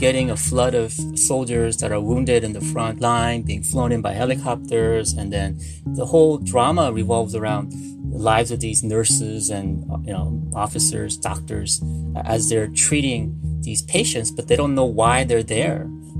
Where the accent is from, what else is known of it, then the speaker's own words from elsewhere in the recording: United States; moved away as an adult; now in Seoul, South Korea; growing up in the United States